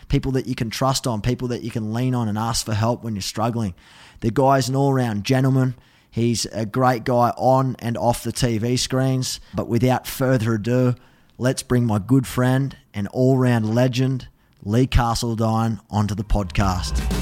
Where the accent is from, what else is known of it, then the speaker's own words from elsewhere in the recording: Australia; as an Aussie